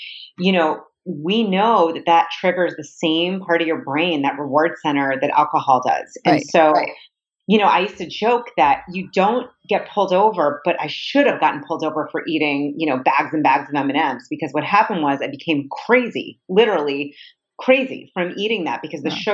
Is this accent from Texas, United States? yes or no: no; Boston, Massachusetts, United States; I grew up in the Boston area.